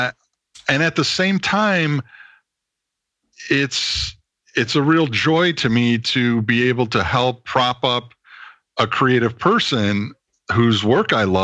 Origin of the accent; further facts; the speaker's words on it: suburbs of Chicago, Illinois, United States; moved away as an adult; now in California, United States; I'm originally from the suburbs of Chicago.